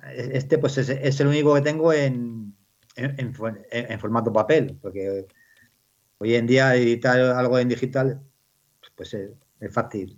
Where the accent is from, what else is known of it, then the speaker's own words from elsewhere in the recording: Bellardardo, Castile and León, Spain; pueblo donde nací, en Bellardardo, que mi, padre estaba trabajando para unas terratenientes